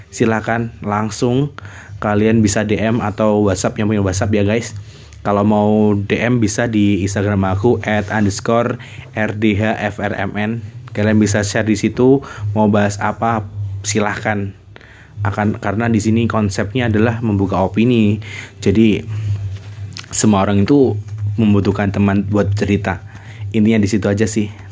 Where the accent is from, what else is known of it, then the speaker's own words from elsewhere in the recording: Blitar, East Java, Indonesia; bisa di kota aku sendiri di kota Blitar kemudian lingkungan sekitar pertemanan sekolah